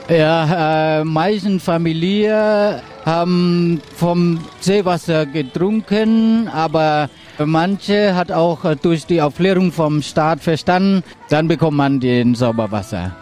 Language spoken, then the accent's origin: German; Cambodia; German is a second language; Ich bin am äh, August 1967 geboren in Ankopach